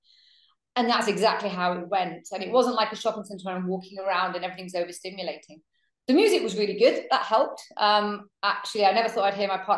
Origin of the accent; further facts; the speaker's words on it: Manchester, North West England, United Kingdom; growing up in Manchester